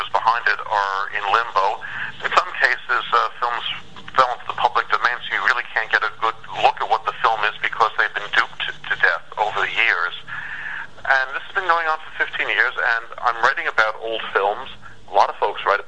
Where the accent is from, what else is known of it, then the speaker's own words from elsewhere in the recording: New York City, New York, United States; I grew up in New York City